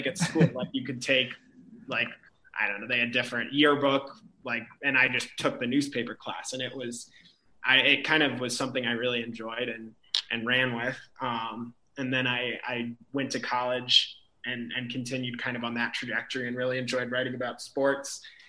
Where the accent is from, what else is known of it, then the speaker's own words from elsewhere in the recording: St. Louis, Missouri, United States; moved away; I grew up in St. Louis, Missouri